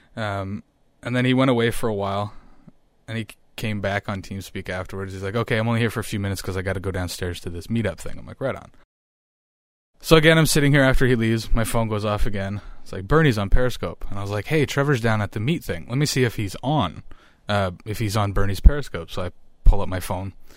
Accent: small town on the shores of Lake Huron, Ontario, Canada; moved away as an adult; now in Ottawa, Canada; the population of my hometown is thirty-five hundred people.

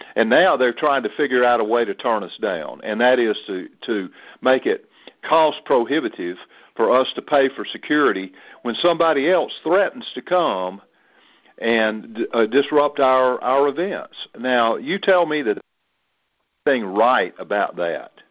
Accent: the South, Southern United States, United States; as a Southerner

